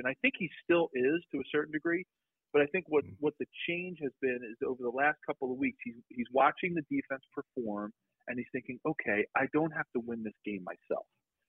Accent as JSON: {"language": "English", "town": "Philadelphia", "region": "Pennsylvania", "country": "United States", "tie": "born or raised there", "said": "because I grew up in Philly"}